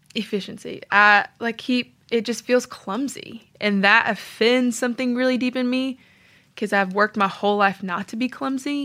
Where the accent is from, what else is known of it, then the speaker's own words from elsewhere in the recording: Tennessee, United States; moved away as an adult; also born or lived in Georgia; I'm from Tennessee